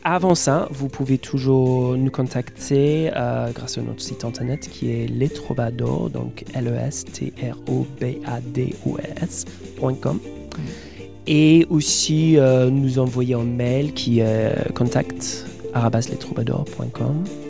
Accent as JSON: {"language": "French", "region": "England", "country": "United Kingdom", "second_language": "French", "moved": "as an adult", "lives_now": "France", "said": "Dès que j'ouvre mon bouche, ils savent que je suis anglais"}